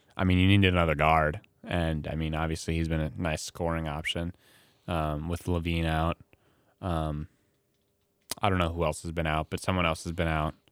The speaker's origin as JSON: {"language": "English", "town": "Milwaukee", "region": "Wisconsin", "country": "United States", "tie": "born or raised there", "said": "my hometown, Milwaukee Bucks"}